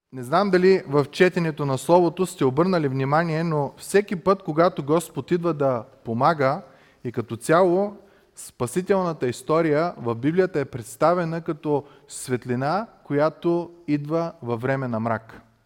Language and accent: Bulgarian; Bulgaria; като нас българи